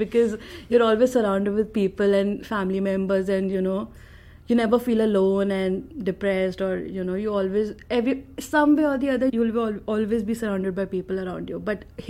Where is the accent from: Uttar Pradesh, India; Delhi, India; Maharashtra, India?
Delhi, India; English is a second language; moved away as an adult; now in United States; I come from Delhi, the capital of India.